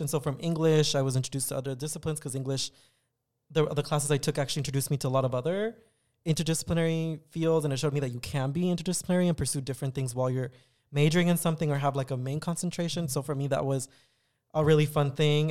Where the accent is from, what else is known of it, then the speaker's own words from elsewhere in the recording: San Diego, California, United States; also born or lived in Tijuana, Mexico / Riverside, California; I had spent most of my childhood in San Diego, going to school in San Diego until eventually I graduated from high school